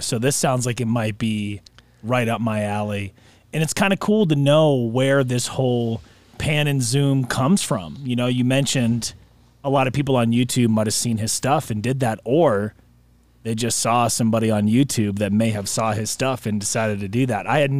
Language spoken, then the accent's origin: English; New Hampshire, United States; Anytime, because you could hear the Q, my hometown station in New Hampshire, and we would get calls from there.